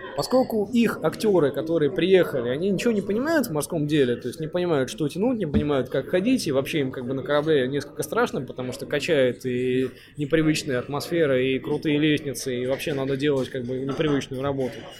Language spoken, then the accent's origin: Russian; Far North, Murmansk Oblast, Russia; also born or lived in Saint Petersburg (Leningrad); рожденный в Ленинграде в СССР, ну, буквально там 2-3 месяца меня увезли на крайний север, и там сознательное свое детство я провел там.